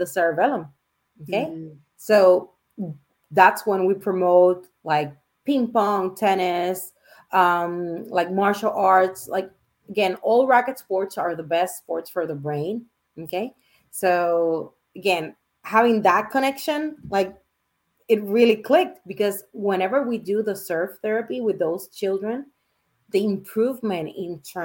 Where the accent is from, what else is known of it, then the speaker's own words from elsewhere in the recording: Puerto Rico; now in Miami, United States; I'm from Puerto Rico, so I'm an island girl.